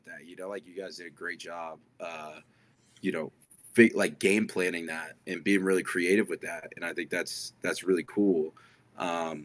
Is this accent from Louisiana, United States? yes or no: no; New Jersey, United States; I grew up in New Jersey